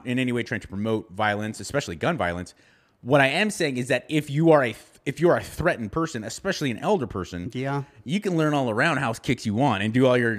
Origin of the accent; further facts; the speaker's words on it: Los Angeles, California, United States; I grew up in Southern California in the Los Angeles County. And I remember I was a little boy